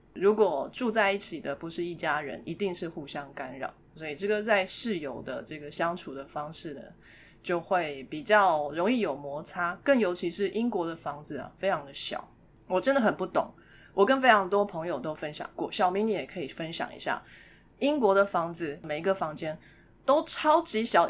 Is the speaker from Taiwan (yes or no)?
yes; Taipei, Taiwan; 我呢，在台北长大